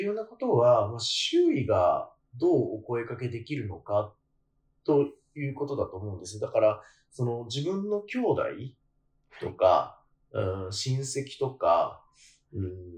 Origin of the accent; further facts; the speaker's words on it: Kanagawa, Japan; 私は 関東出身なんですけど、神奈川生まれなんですけど